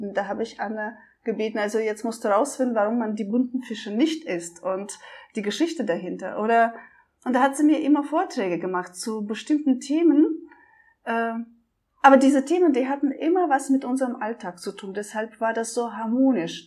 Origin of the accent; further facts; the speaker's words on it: Russia; moved away; also born or lived in Germany; ich komme aus Russland, äh, ich konnte die einmal eins Tabelle in der ersten Klasse auswendig